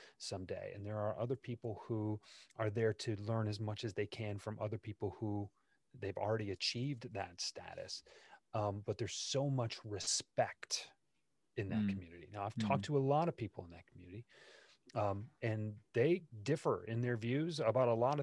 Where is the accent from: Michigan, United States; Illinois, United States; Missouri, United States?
Michigan, United States; Detroit; when I was growing up in Detroit